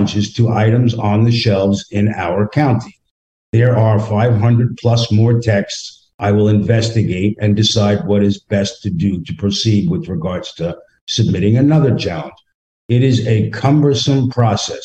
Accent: New York, United States; moved away as an adult; now in Middleburg, United States; I'm from New York. I have a thicker skin

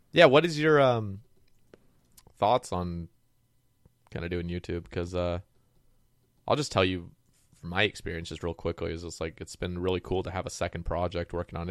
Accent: Oregon, United States; moved away; I grew up on the West Coast, like Oregon

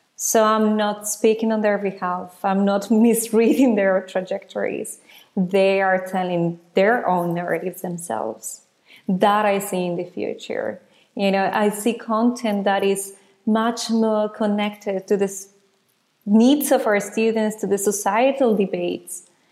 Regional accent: Ecuador; now in Netherlands; I was born in Ecuador

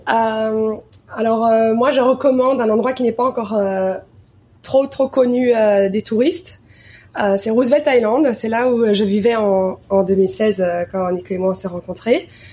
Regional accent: Belgium; moved away as an adult; now in New York, United States; en tant que Belge

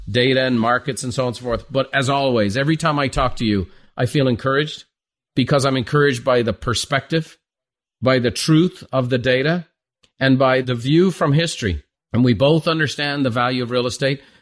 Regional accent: Ireland; Well, I'm Irish with an Italian last name, so I'm very familiar with both.

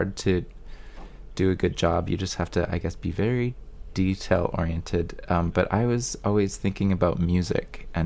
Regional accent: Burnaby, British Columbia, Canada; I was born and raised in Burnaby, which is touching Vancouver

